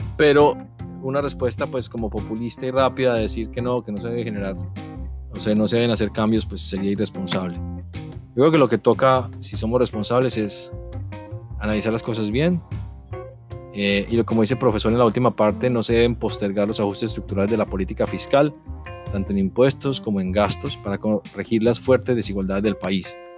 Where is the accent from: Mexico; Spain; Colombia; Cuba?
Colombia; moved away; como colombianos que somos, somos embajadores de nuestro país